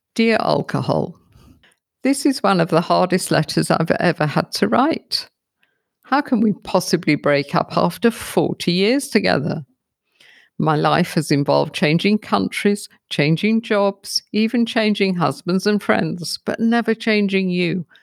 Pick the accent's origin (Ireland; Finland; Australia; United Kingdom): United Kingdom; also born or lived in London; now in South Africa; I'm a Brit living in South Africa